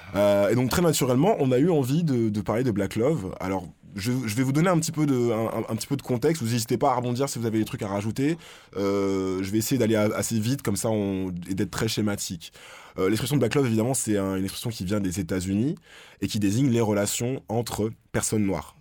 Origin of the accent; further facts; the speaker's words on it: France; chez nous en France